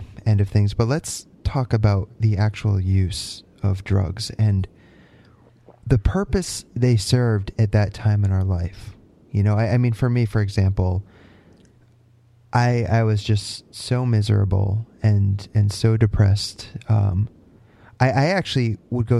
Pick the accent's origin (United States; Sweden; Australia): United States; Connecticut; moved away as an adult; now in Canada; I'm from Connecticut. I just moved to Canada at the end of last year.